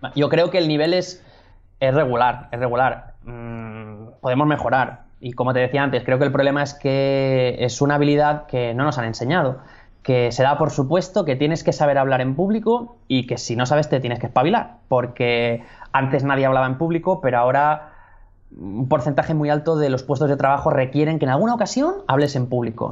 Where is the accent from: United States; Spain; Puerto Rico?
Spain; Catalonia; soy, soy, catalán.